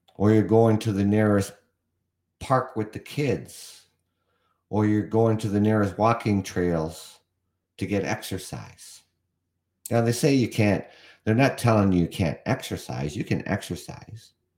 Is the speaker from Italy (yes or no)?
no; Canada; also born or lived in London, Ontario; I'm from Canada. I reside in Ontario, Canada